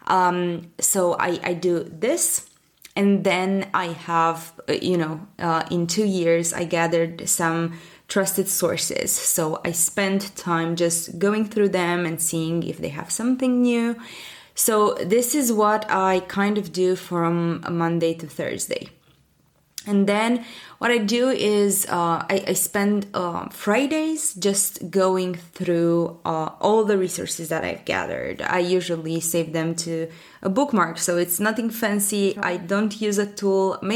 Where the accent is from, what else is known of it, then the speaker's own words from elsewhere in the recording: Bucharest, Romania; I'm from Europe, from Bucharest, Romania.